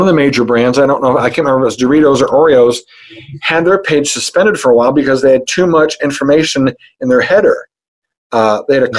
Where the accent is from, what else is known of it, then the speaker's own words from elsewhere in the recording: Hampton, Iowa, United States; I'm from Hampton, Iowa